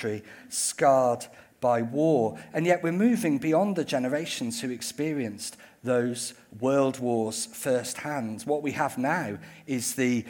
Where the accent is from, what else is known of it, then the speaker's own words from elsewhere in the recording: United Kingdom; I am British, so I approach the idea of remembrance from quite a British perspective.